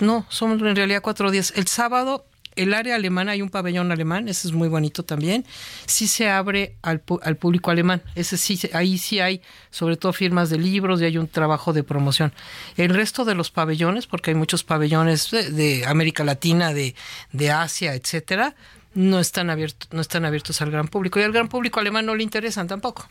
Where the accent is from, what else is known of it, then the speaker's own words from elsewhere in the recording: Mexico City, Mexico; moved away as an adult; now in Guadalajara, Mexico; yo no soy de Guadalajara, yo soy de la Ciudad de México